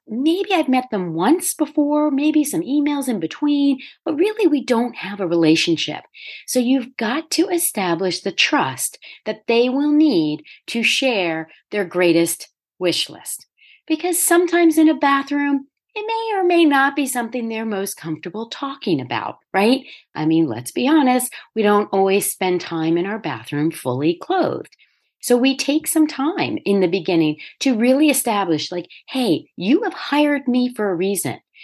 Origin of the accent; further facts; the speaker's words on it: Delaware, United States; moved away as an adult; also born or lived in New York; I first moved back to Delaware and opened my own firm